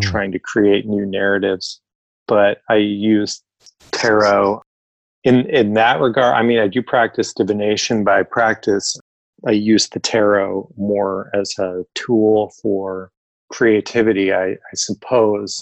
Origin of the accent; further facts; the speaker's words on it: Oregon, United States; Most of my family is from Arizona, but I grew up in Oregon